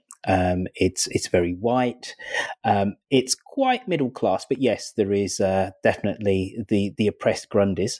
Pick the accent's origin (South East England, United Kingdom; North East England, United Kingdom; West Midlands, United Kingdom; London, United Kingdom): West Midlands, United Kingdom; Birmingham; I'm from Birmingham.